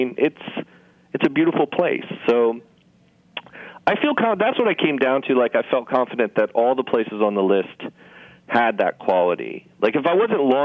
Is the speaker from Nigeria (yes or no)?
no; Los Angeles, California, United States; now in New York, United States; I grew up in Los Angeles.